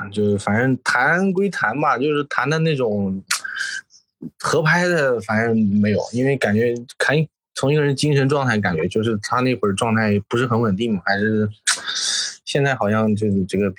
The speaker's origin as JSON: {"language": "Chinese", "region": "Jiangxi", "country": "China", "moved": "yes", "lives_now": "Shenzhen, China", "said": "我江西人，"}